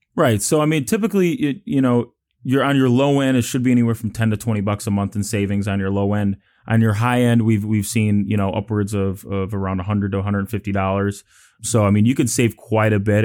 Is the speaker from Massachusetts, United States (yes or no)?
no; Chicago, Illinois, United States; moved away as an adult; now in Houston, United States; I'm from Chicago, Illinois, so, you know, uh, the nice, cold, windy city